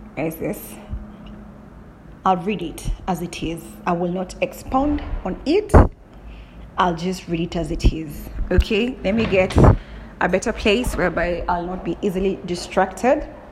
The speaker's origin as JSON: {"language": "English", "country": "Kenya", "said": "I'm from Kenya."}